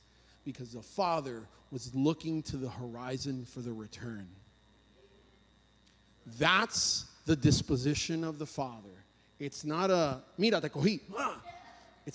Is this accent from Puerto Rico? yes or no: yes; Puerto Rico; moved away; I'm from Puerto Rico